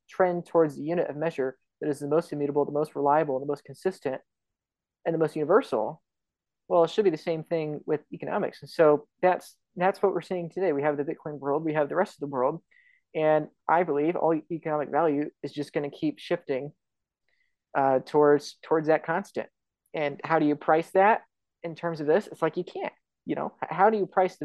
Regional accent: United States; I'm an American

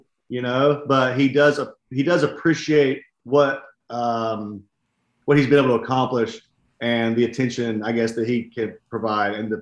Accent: West Virginia, United States; accent: West Virginian; now in Tennessee, United States

